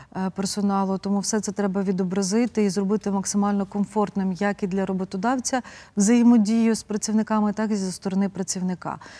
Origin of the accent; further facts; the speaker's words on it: Prykarpattia, Ukraine; я сама народилася в Прикарпатті